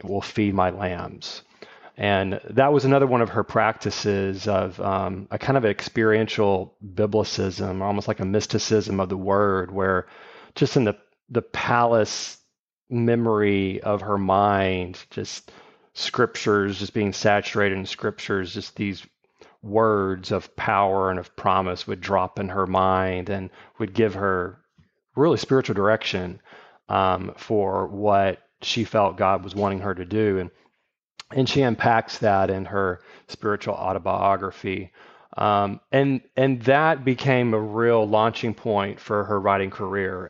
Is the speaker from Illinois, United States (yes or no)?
no; Shreveport, Louisiana, United States; also born or lived in Texas / Virginia; now in Houston, United States; I grew up in Shreveport